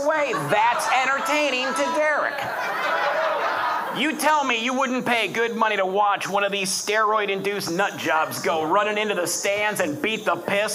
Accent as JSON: {"language": "English", "town": "Detroit", "region": "Michigan", "country": "United States", "moved": "yes", "said": "I'm originally from Detroit"}